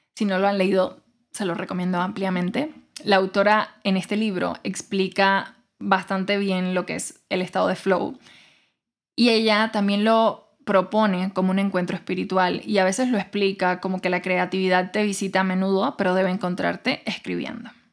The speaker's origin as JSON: {"language": "Spanish", "country": "Cuba", "tie": "born or raised there", "moved": "as an adult", "said": "yo nací, crecí en Cuba y me fui de Cuba hasta los 21 años"}